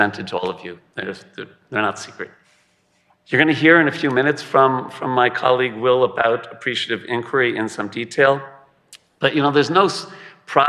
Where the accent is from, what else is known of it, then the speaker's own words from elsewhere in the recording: South Shore of Long Island, New York, United States; I'm from the South Shore of Long Island